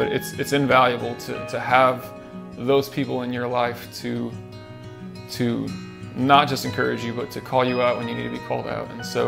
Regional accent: Junction City, United States; So I grew up here in Junction City. I grew up in a Christian home.

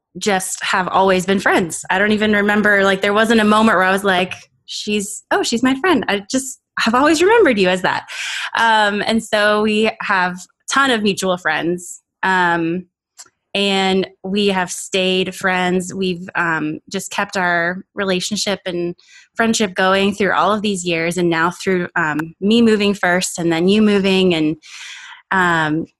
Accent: Hollywood, Florida, United States; moved away; the church that I grew up in South Florida in Hollywood

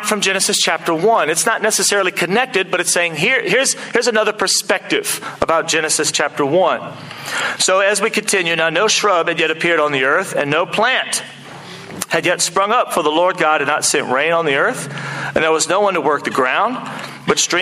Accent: United States; now in Auckland, New Zealand; as an American

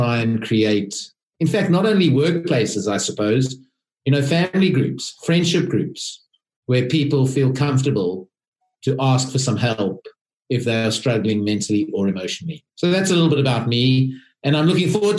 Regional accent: South Africa; moved away as an adult; now in United Kingdom; I am a South African

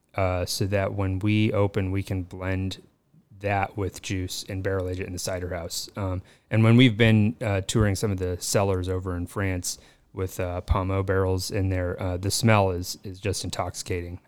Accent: Colorado, United States; moved away as an adult; now in Los Angeles, United States; I'm from Colorado. Uh, grew up on a dairy farm there

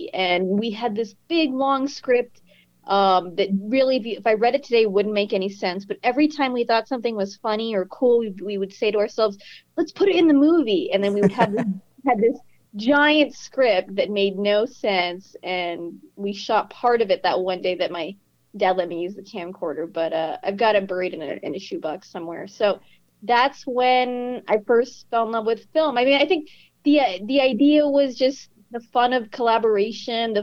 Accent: South Texas, United States; growing up in South Texas. I grew up by the border of Mexico on the Texas side

